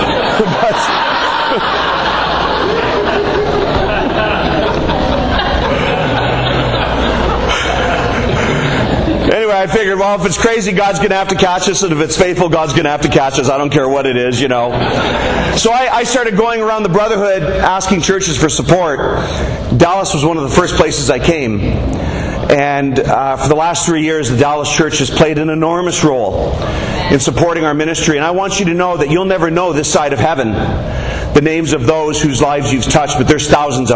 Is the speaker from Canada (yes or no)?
yes; Canada; I'm from Canada.